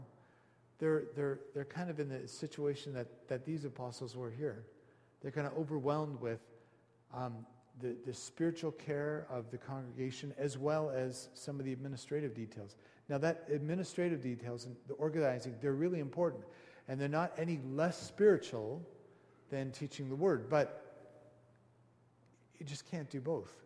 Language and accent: English; Canada; we're Canadian